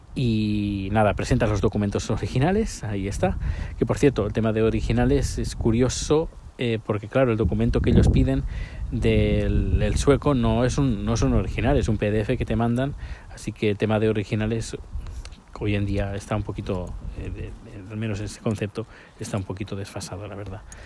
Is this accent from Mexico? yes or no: no; Spain; now in Sweden; la nacionalidad española